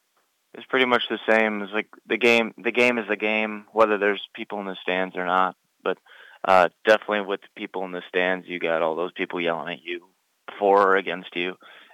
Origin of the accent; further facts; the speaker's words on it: United States; I was raised in the States